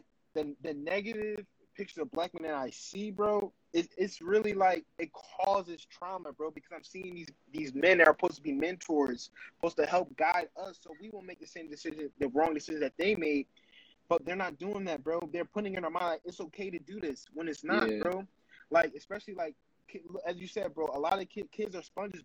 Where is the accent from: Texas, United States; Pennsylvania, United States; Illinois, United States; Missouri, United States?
Pennsylvania, United States; Philadelphia; living in North